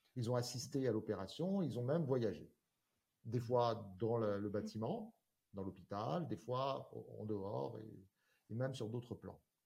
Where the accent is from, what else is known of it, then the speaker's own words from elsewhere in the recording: Corsica, France; rentrer en Corse